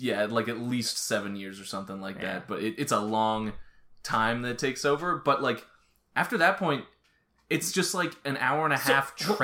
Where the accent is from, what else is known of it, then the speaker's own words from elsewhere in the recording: United States; because we're American